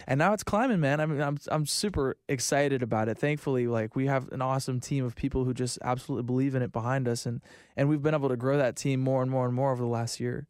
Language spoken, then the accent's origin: English; Florida, United States; I'm from Florida.